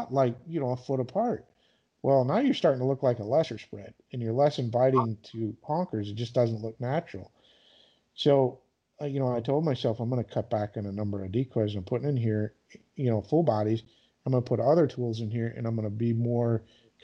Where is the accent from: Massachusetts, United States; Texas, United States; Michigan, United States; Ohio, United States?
Michigan, United States; growing up in Michigan, like, you know, we grow ducks and geese